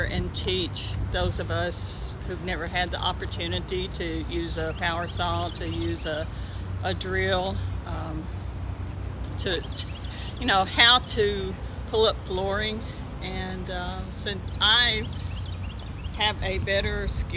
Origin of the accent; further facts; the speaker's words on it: Smyrna, Tennessee, United States; I'm from Smyrna, Tennessee